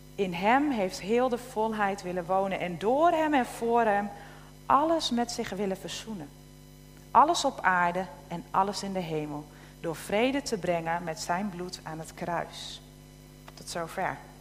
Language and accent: Dutch; Tolbert, Groningen, Netherlands; moved away; ik opgegroeid ben in, uh, in Tolbert